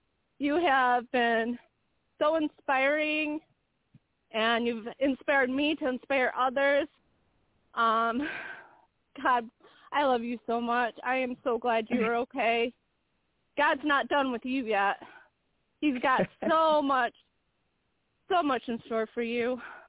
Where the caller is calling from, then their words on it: Michigan, United States; I'm …. I'm calling from Michigan.